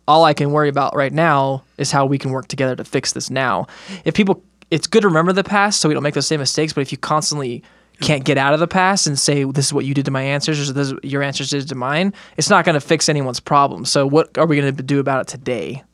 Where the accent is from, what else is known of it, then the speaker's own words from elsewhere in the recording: United States; growing up in America, not learning much about other countries